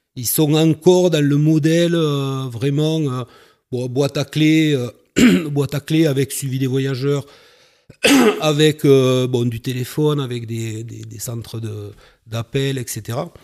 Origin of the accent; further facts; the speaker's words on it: Carcassonne, Occitania, France; also born or lived in Toulouse; je suis originaire de Carcassonne